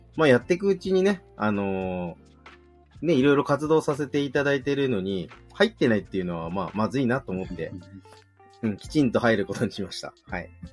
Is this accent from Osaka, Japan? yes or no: no; Yokohama, Kanagawa, Japan; もともと自分元町の出身なんですけど、横浜の。